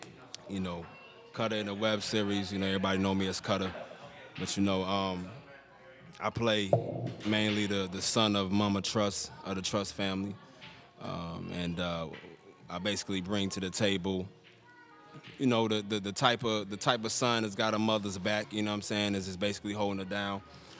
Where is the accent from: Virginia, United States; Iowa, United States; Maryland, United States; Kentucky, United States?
Maryland, United States; Facts, you know, we was brought up in the Maryland area